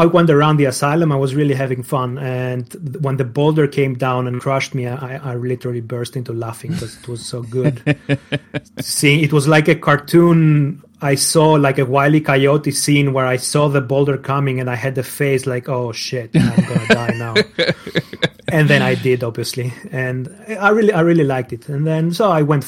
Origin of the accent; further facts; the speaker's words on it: Greece; English is a second language; moved away as an adult; now in Germany; Greece. I come from Greece.